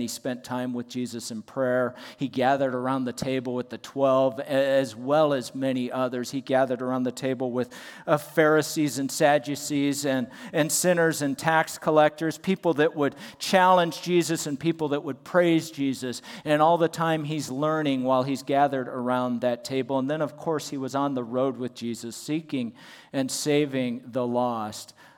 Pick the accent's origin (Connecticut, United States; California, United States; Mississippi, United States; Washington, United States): California, United States; Southern; moved away; I was in Southern California near my hometown